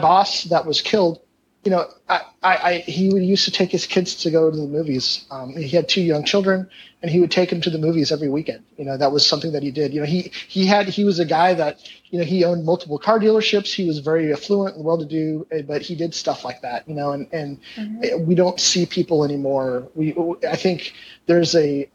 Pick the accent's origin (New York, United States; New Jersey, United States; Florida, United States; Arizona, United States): Arizona, United States; Kingman; moved away; I grew up, I was born in Kingman. I grew up on Irving and Sierra Vista